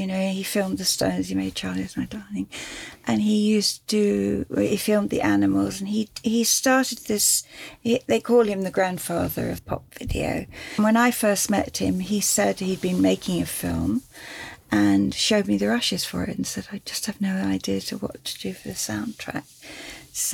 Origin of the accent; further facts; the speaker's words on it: Cambridge, East of England, United Kingdom; moved away; also born or lived in London; I'm from Cambridge, and so I grew up